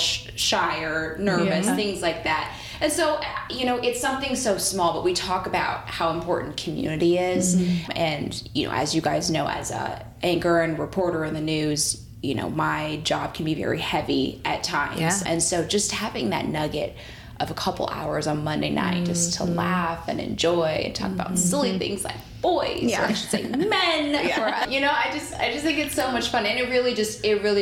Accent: Chicago, Illinois, United States; also born or lived in Atlanta, Georgia; now in Indianapolis, United States; I am originally from Chicago

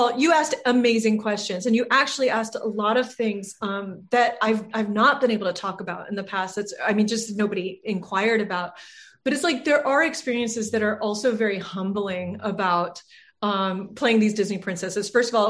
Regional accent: Ireland; I'm Irish.

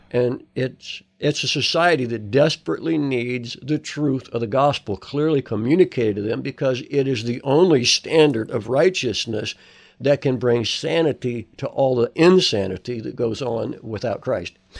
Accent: United States

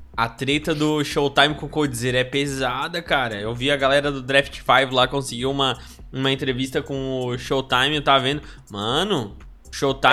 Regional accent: Brazil; a gente é brasileiro

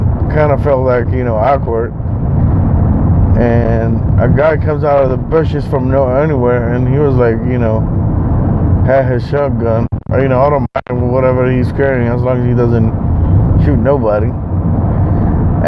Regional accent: Bay Area, California, United States; we're from the Bay Area

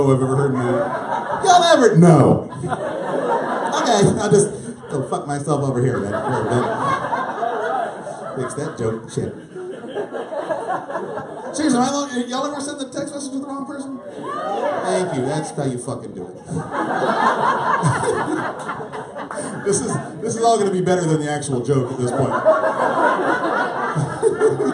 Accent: McAllen, Texas, United States; I'm a native Texan, born and raised in McAllen, Texas. I'm from the Rio Grande Valley

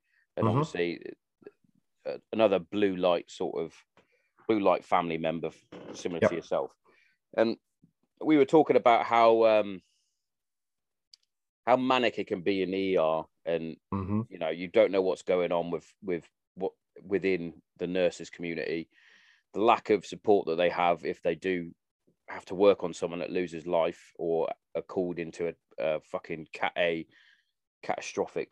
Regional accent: Hereford, West Midlands, United Kingdom; also born or lived in Wales; My family, we're all from Hereford

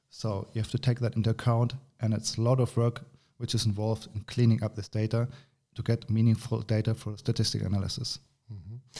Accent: Germany; moved away as an adult; now in Granada, Spain; I'm from Germany. I studied there, but uh, then uh, via my university, I came to, to this wonderful country named Spain. I'm living in Granada, south of Spain

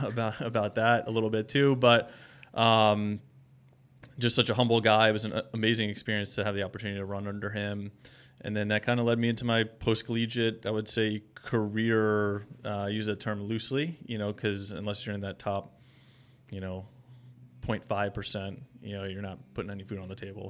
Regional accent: Holmdel, New Jersey, United States; I grew up in Homedale, New Jersey

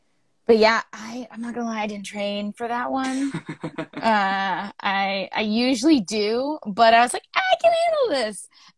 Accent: Ireland; I'm Irish. I don't know if you can tell by the face and stuff. But I'm an Irish girl

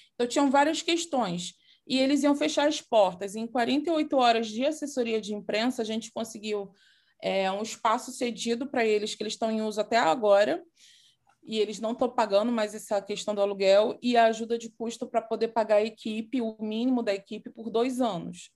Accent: Nova Iguaçu, Rio de Janeiro, Brazil; uma escola de dança lá de Miguel Couto, que é da minha terra natal, na verdade, né, Nova Iguaçu

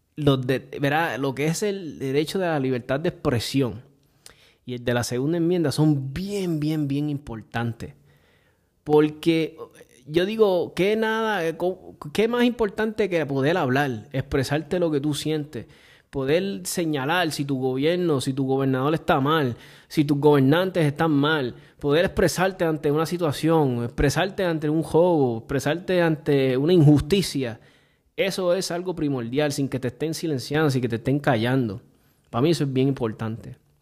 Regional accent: Puerto Rico; desde que me crié en Puerto Rico, que vine de bien muchacho acá

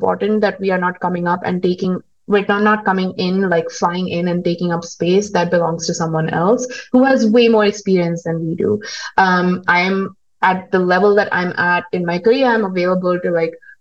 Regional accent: India; moved away as an adult; also born or lived in United States; now in Kigali, Rwanda; I'm from India, I have lived in the US, I'm now living in Rwanda

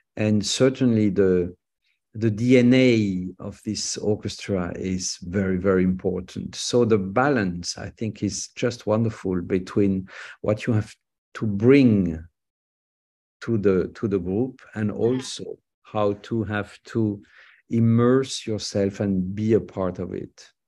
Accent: France; I'm a French conductor

